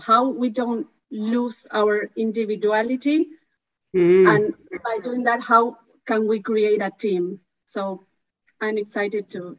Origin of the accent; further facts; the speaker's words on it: Argentina; I'm from Argentina. I'm a sociologist.